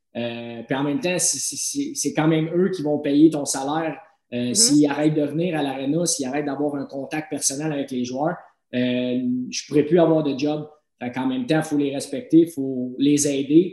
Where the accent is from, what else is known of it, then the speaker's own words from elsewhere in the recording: Drummondville, Quebec, Canada; c'était à Drummondville, c'était dans mon patelin